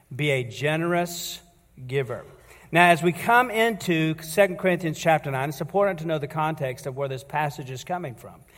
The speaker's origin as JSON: {"language": "English", "country": "United States", "said": "And as American citizens"}